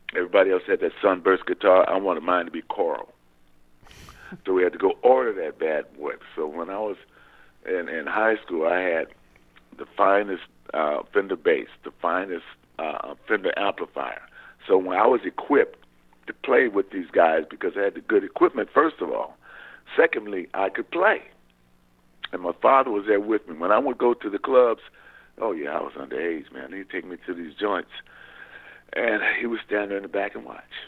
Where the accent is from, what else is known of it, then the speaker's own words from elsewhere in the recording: San Pedro, California, United States; I was born in San Pedro, California.